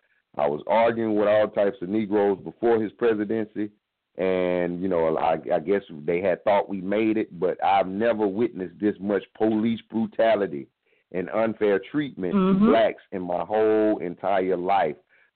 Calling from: South Carolina, United States; And I'm calling from South Carolina.

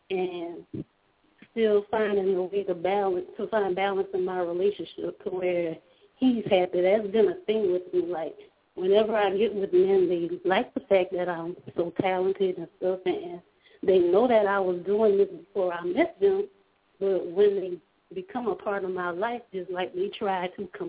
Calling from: Louisiana, United States; I'm calling from Louisiana.

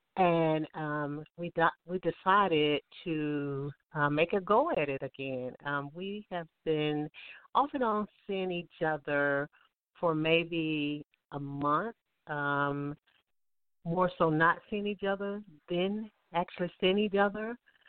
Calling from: Alabama, United States; I'm calling from Alabama.

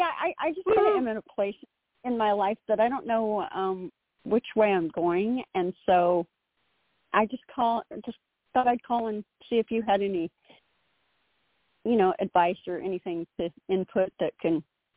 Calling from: Oklahoma, United States; I'm calling from Oklahoma.

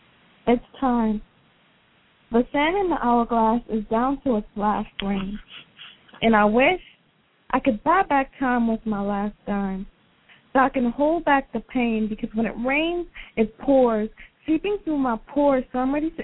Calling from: Allentown, Pennsylvania, United States; I'm Allentown, Pennsylvania.

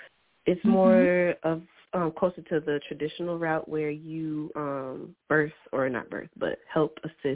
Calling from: Iowa, United States

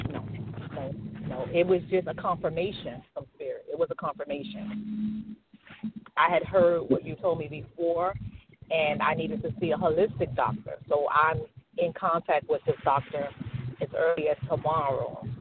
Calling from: Miami, Florida, United States; from Miami.

